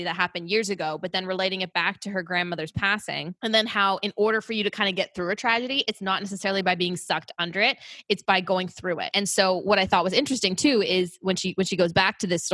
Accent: Oakville, Ontario, Canada; born or raised there

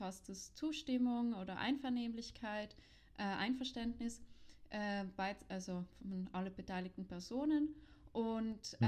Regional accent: South Tyrol, Trentino-Alto Adige, Italy; in Südtirol, wo ich aufgewachsen bin

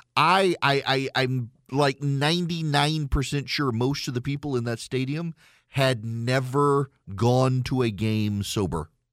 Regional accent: Louisiana, United States; moved away as an adult; now in Georgia, United States; I am from Louisiana. Grew up an L S U fan. I've lived in Georgia for twenty years.

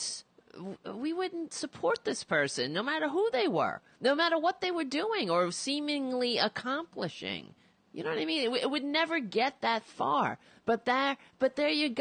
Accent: United States; as an American

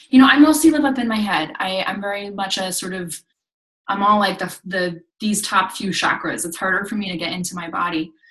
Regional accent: Japan; I grew up in Japan um, in a very religious community.

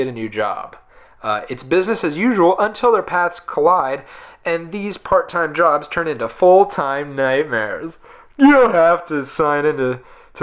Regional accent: United States; I'm an American

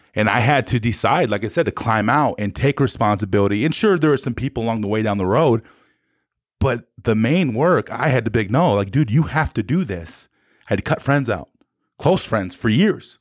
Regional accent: South Dakota, United States; I was from South Dakota, and they didn't think people from South Dakota could play football

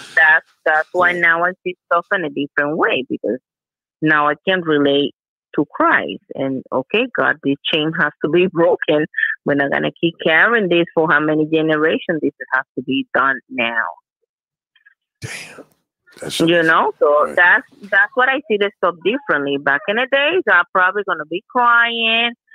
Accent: Puerto Rico; English is a second language; Puerto Rican we're a mix of three.

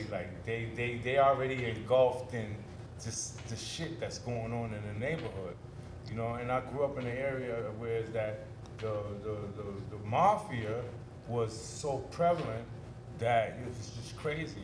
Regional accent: New York City, New York, United States; moved away as an adult; also born or lived in Bed-Stuy, Brooklyn / Red Hook, Brooklyn; now in Atlanta, United States; I came to Red Hook in 1978. I was like 10 years old. You know, we moved from Bed-Stuy, Brooklyn

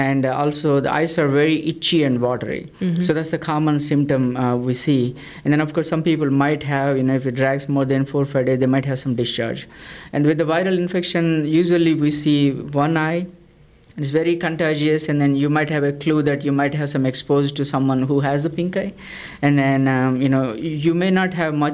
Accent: South India, India; moved away as an adult; also born or lived in Chicago / St. Louis; now in Texas, United States; I'm from South India. So I did my med school back in India

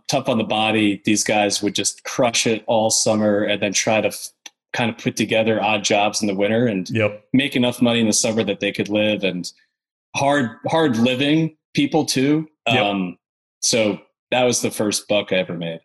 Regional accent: upstate New York, United States; now in Nashville, United States; So I'm from New York originally, from upstate New York, out in the country kind of close to Canada

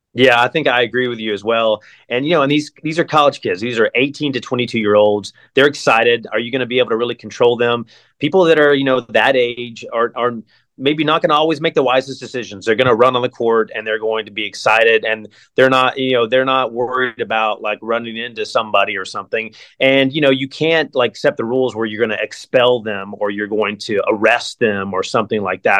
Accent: near Asheville, North Carolina, United States; moved away as an adult; now in Columbus, United States; I'm from North Carolina. I grew up near Asheville.

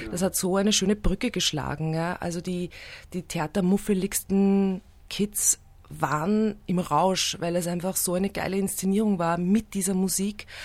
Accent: Steyr, Upper Austria, Austria; now in Vienna, Austria; Ich bin ja in den 90er Jahren nach Wien gekommen. Also ich bin in Oberösterreich

